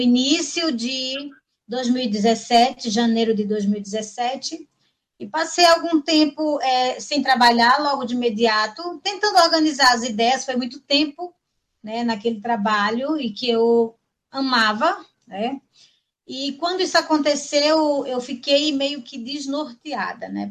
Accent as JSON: {"language": "Portuguese", "region": "Pernambuco", "country": "Brazil", "moved": "yes", "lives_now": "Marabá, Brazil", "said": "eu sou pernambucana, mas estou aqui em Marabá já faz 26 anos"}